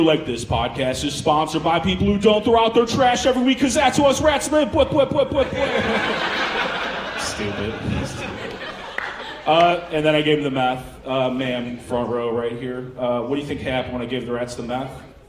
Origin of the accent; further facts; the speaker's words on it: Chicago, Illinois, United States; I'm actually from Chicago originally, too, so this is a big fucking moment for me.